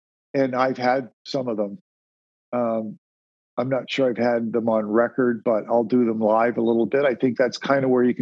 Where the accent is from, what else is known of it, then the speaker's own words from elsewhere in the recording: Sarnia, Ontario, Canada; I was born and raised in Sarnia, Ontario, which was a border town.